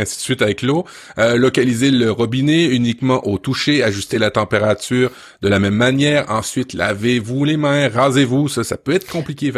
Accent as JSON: {"language": "French", "country": "France", "tie": "born or raised there", "moved": "yes", "said": "quand j'étais jeune en France"}